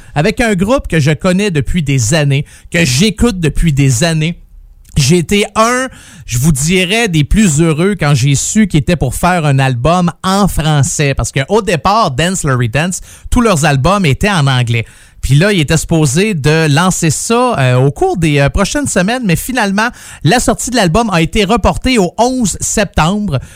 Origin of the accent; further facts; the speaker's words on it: Saint-Jérôme, Quebec, Canada; Je suis euh, natif de Saint-Jérôme